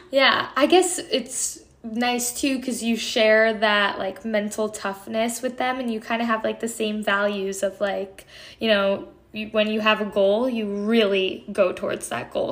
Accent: Connecticut, United States; I'm from Connecticut

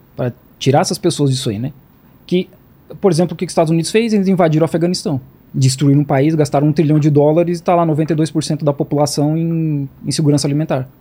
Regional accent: Santa Catarina, Brazil; moved away as an adult; now in Jiangmen, China; Eu sou de Santa Catarina

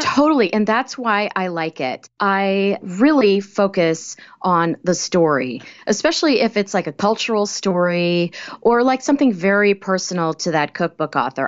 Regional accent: Kansas, United States; I grew up in Kansas.

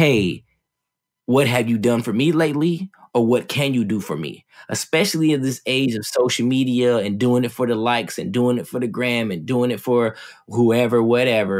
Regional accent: West Covina, California, United States; also born or lived in Ontario, California; I grew up in Southern California, West Covina in Ontario, 35 miles east of Los Angeles.

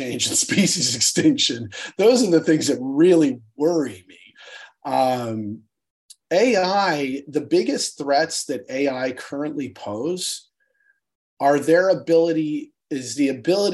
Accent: United States; as an American

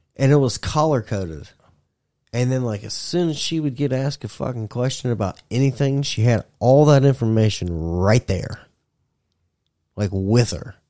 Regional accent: United States; I'm American.

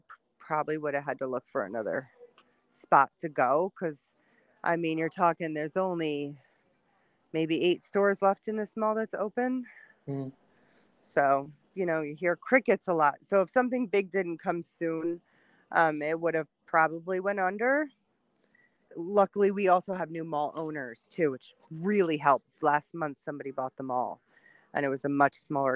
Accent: Wappingers Falls, New York, United States; I'm originally from Wappingers

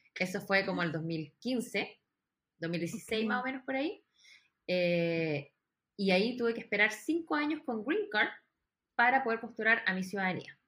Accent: Chile; moved away as an adult; also born or lived in New York; now in Los Angeles, United States; soy de Chile, pero ahora estoy viviendo en Los Ángeles, California. Llevo ya casi 13 años radicada en Estados Unidos.

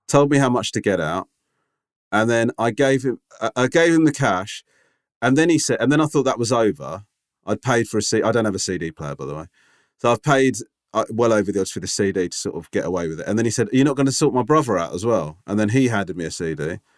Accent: London, United Kingdom; I said, "London."

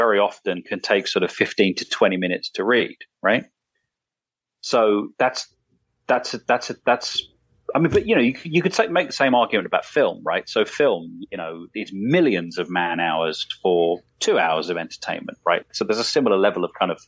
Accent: England, United Kingdom; I'm English

